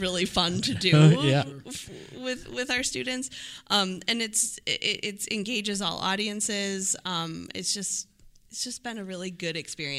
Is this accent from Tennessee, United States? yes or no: no; Illinois, United States; I am from Illinois.